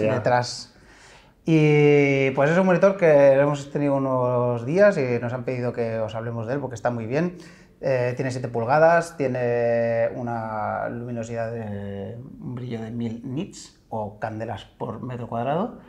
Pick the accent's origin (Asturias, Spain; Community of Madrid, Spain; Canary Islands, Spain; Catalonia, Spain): Asturias, Spain; Cadavedo; moved away; a mi pueblo, a Cadavedo